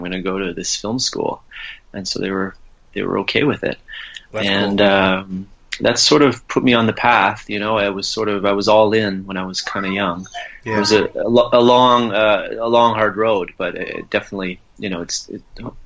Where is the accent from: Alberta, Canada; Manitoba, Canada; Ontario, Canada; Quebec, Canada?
Quebec, Canada; Gatineau; I grew up near Ottawa in Gatineau on the French-Canadian side